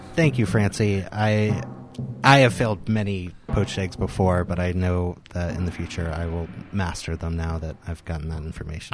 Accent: the South, United States; moved away; I grew up in the South.

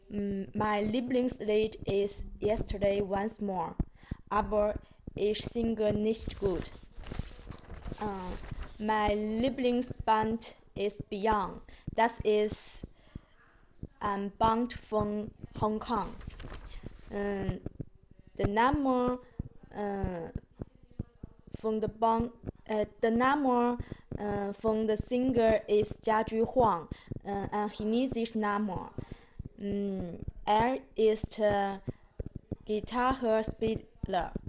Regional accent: China; first language Chinese; German is a second language; now in Switzerland; Uh, meine Muttersprache ist äh, Chinesisch.

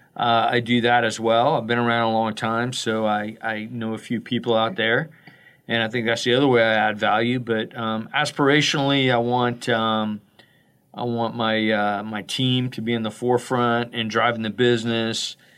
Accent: Florida, United States; I'm from Florida

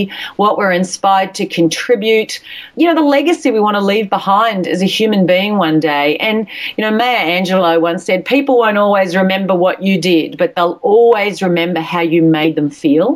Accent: Australia; accent: Australian; with my accent, my Australian accent, my A's sound like I's and my R's sound like E's

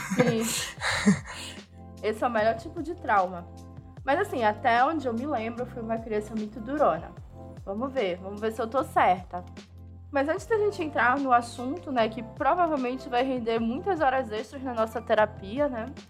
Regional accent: Pará, Brazil; eu sou paraense

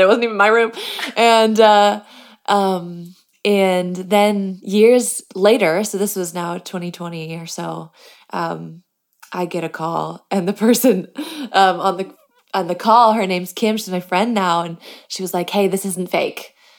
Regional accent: Michigan, United States; I grew up in Michigan

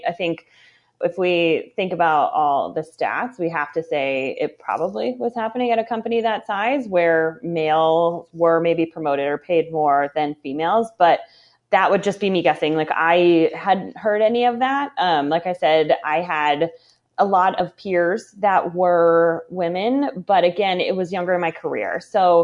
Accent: Cleveland area, Ohio, United States; moved away as an adult; also born or lived in Chicago, Illinois; now in Indiana, United States; I grew up in the Cleveland area. So between Cleveland and Akron, in a suburb

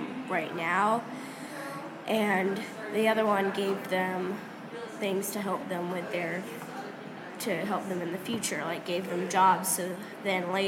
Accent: New York, United States; as a New Yorker

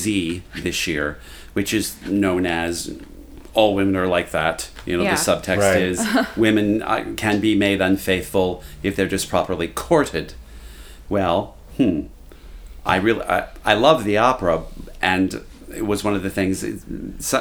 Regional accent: Kentucky, United States

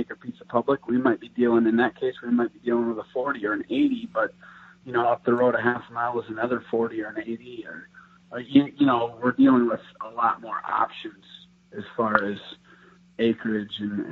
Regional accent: Wisconsin, United States; now in Iowa, United States; I grew up in Wisconsin, and Iowa is where I'm at now

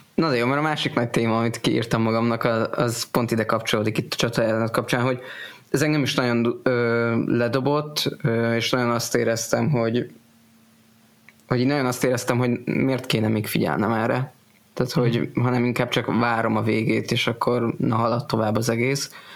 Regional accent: Hungary; magyar evangélikusként

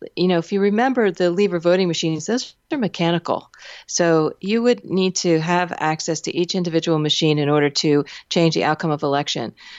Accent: Pennsylvania, United States; Pennsylvania, my home state

